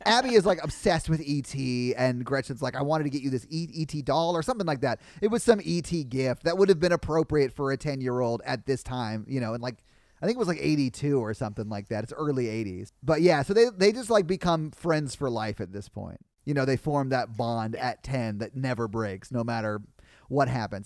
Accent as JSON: {"language": "English", "town": "Nashville", "region": "Tennessee", "country": "United States", "tie": "born or raised there", "said": "I grew up playing music in Nashville"}